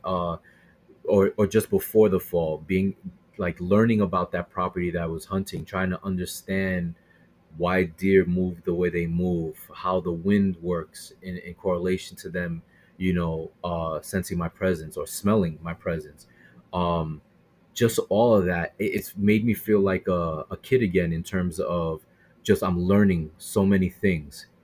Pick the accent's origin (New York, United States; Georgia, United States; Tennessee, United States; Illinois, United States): New York, United States; Brooklyn; now in Queens, New York, United States; I'm actually born and raised in Brooklyn